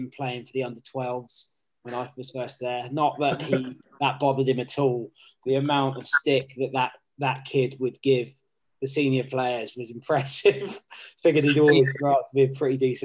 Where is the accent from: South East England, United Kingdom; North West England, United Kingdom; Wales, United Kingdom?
South East England, United Kingdom; Southampton; moved away as an adult; also born or lived in Plymouth / Oxford; now in London, United Kingdom; I grew up in Southampton, started playing down there